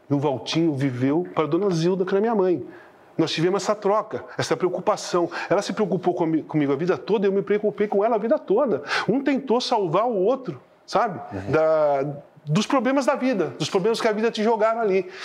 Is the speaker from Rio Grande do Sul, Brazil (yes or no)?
yes; Rio Grande do Sul, Brazil; Eu, então eu sou, eu sou do Rio Grande